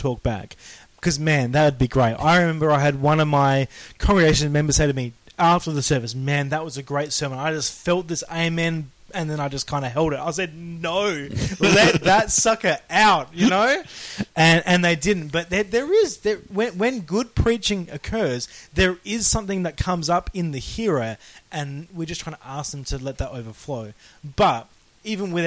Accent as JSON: {"language": "English", "country": "Australia", "said": "we're Australian"}